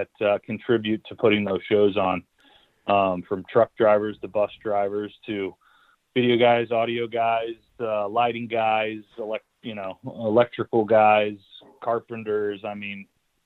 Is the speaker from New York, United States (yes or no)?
no; St. Louis, Missouri, United States; moved away; I grew up in St. Louis, and I moved back here about 10 years ago with my wife